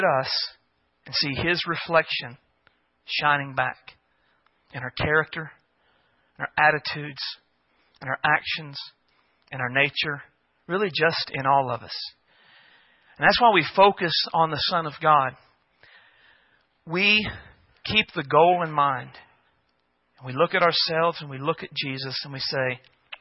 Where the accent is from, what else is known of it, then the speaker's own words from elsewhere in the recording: United States; us as American Christians